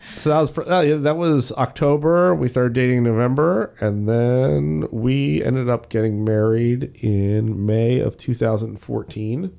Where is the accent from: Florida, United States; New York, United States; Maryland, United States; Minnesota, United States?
Maryland, United States; Gaithersburg; moved away as an adult; also born or lived in York, Pennsylvania; I grew up in Gaithersburg, Maryland, which is about twenty miles northwest of Washington, D C. I lived there from zero